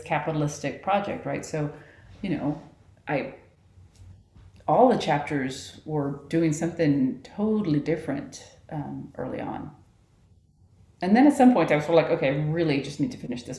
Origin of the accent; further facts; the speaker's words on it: Texas, United States; moved away as an adult; also born or lived in Utah / Colorado; I grew up in Texas, but now I'm surrounded by mountains.